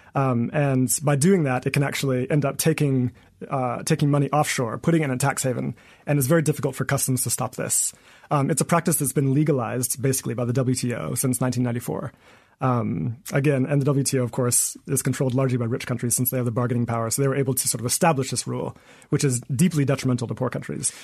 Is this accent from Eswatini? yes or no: yes; Eswatini; moved away as an adult; also born or lived in United States; I'm originally from Swaziland